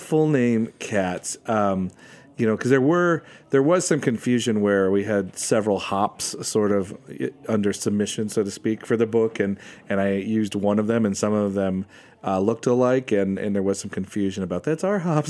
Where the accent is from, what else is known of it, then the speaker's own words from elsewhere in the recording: United States; I'm American